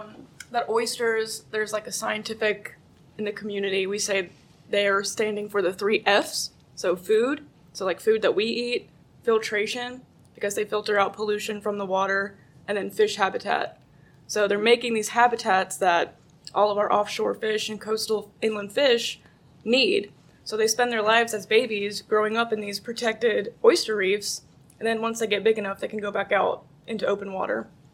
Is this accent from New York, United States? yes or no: no; North Carolina, United States; I'm from North Carolina. So in North Carolina, we do a lot of living shoreline work with oysters.